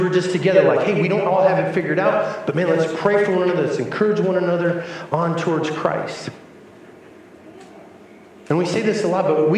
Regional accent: New Mexico, United States; my hometown in New Mexico

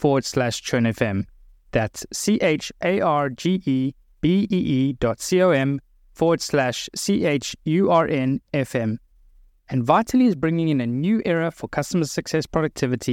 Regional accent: South Africa; moved away; I grew up in South Africa, so I was fortunate to spend a lot of time in what we call the bush, like Americans call safari.

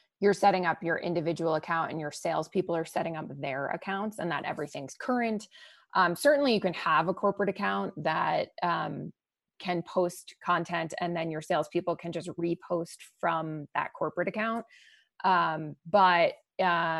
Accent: Boston, Massachusetts, United States; moved away; That's where I'm from, my hometown.

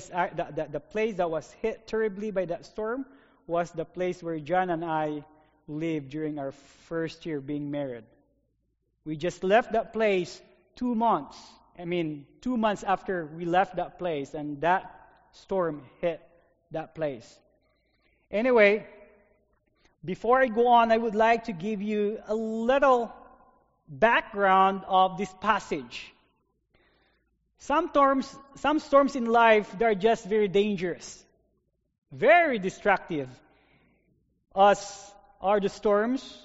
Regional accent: Philippines; now in North Dakota, United States; I have experienced lots of storms in my life growing up in the Philippines

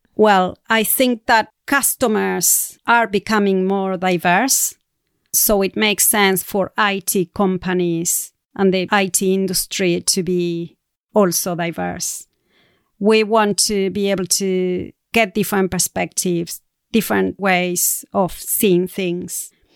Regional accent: Argentina; moved away as an adult; I'm going to be moving back to Argentina. So it's going to be a big change in readjusting back to my home country and the culture of South America.

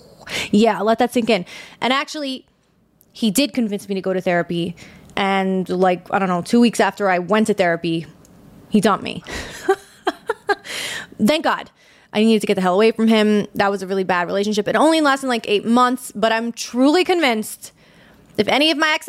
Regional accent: New York, United States; accent: New York; I'm from New York

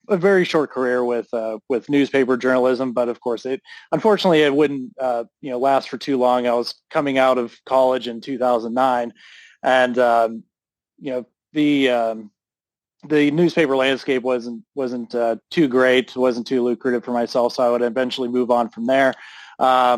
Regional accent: Pittsburgh, Pennsylvania, United States; I grew up in Pittsburgh, so Pittsburgh's a big wrestling city

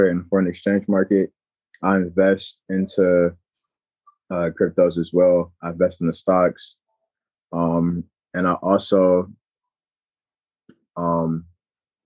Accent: Cleveland, Ohio, United States; I'm from Cleveland, Ohio

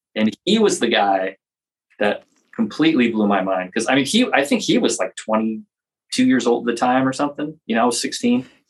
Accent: Los Angeles, California, United States; I grew up in Los Angeles here

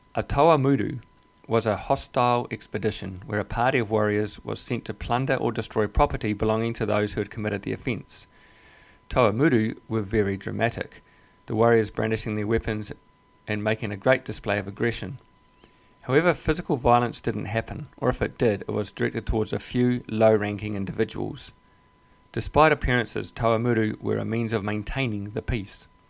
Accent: New Zealand; I was born and raised in New Zealand

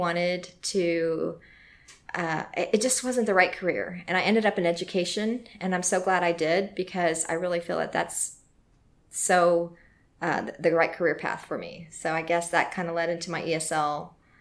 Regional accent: Corpus Christi, Texas, United States; now in Louisville, United States; I am from Corpus Christi, Texas. Mm-hmm. I grew up there

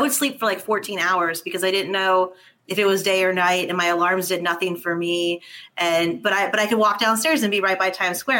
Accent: Los Angeles, California, United States; also born or lived in New York; now in New Orleans, United States; Originally from Los Angeles.

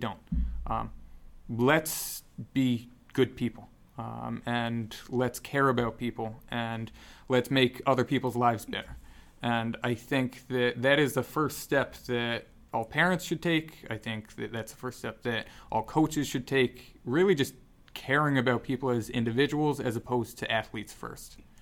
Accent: Newtown, Connecticut, United States; moved away; I grew up in Newtown, Connecticut

